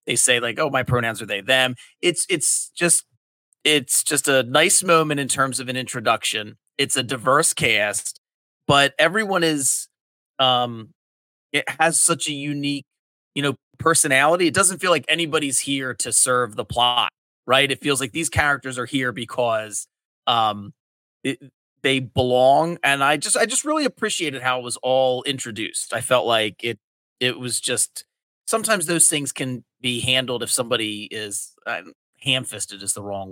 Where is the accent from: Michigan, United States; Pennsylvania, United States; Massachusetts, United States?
Pennsylvania, United States; Delaware County; I grew up in Delaware County, Pennsylvania, the southeastern corner. It's a suburb of Philly.